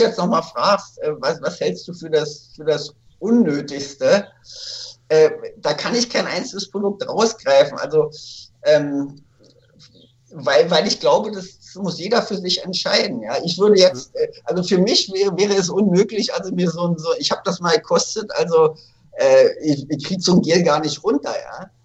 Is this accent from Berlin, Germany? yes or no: yes; Berlin, Germany; in Berlin, wo ich aufgewachsen bin